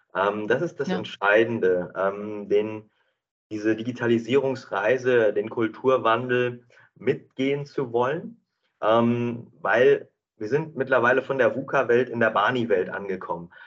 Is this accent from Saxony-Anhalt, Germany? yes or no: no; North Rhine-Westphalia, Germany; moved away as an adult; also born or lived in Bielefeld / England; now in Düsseldorf, Germany; aufgewachsen in Herzeburg-Klaus im äh, schönen Ostwestfalen